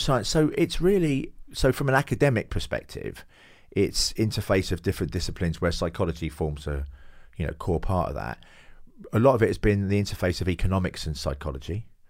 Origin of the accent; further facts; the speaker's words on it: London, United Kingdom; now in Hove, United Kingdom; I do come from Hackney, yeah. I come from the East End, uh, born there in the s, in May sixty-eight.